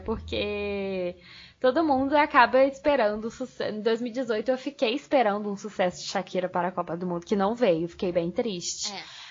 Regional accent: Niterói, Rio de Janeiro, Brazil; eu sou de Niterói

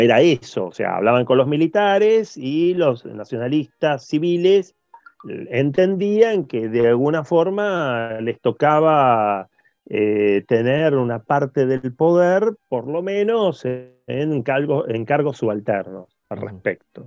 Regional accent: Lomas de Zamora, Buenos Aires Province, Argentina; soy Loma de Zamora

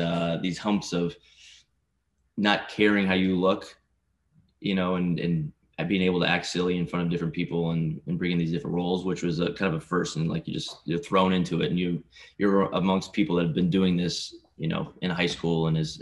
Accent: Lufkin, Texas, United States; also born or lived in Houston, Texas; I'm from Texas, a smaller town called Lufkin between Houston and Dallas. Grew up there

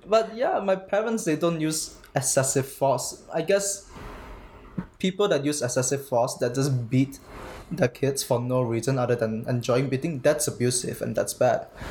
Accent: Malaysia; moved away as an adult; now in Canada; I go to the University of Alberta, and I'm from Malaysia.

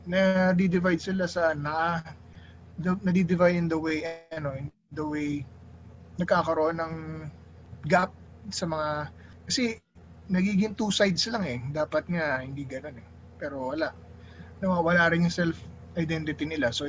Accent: Ilocos Region, Philippines; Kunwari, ako, Ilocano. Ilocano ako. Ilocano ako.

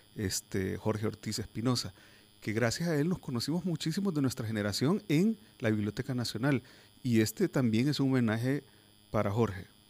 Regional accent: El Salvador; nosotros como sociedad, como salvadoreños

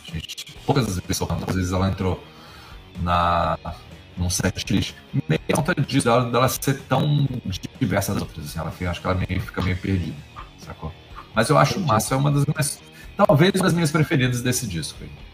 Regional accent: Brasília, Federal District, Brazil; sou de Brasília

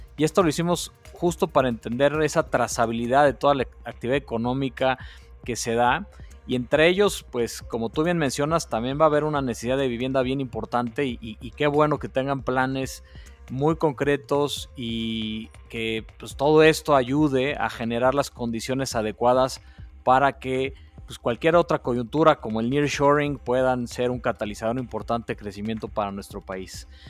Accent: Mexico; Muchos nos hemos eh, unido como mexicanos

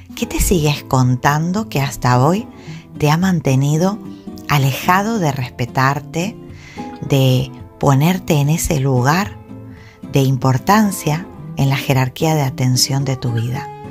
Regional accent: Argentina; now in Gran Canaria, Spain; yo soy argentina. Entonces, bueno, el haber nacido en Argentina me ha dotado de una serie de, cultura

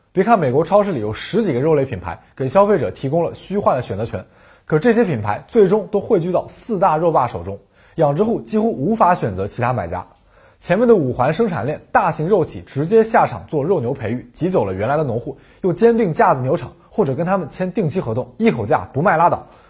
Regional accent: China; 我们中国人

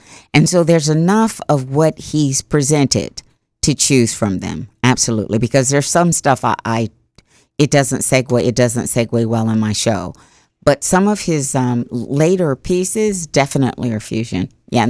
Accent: Ghana; And I said, why do you think I come from Ghana? I came from Ghana.

